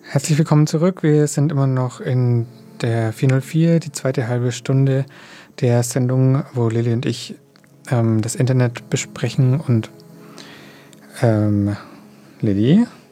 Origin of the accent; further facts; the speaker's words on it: Germany; bei uns in Deutschland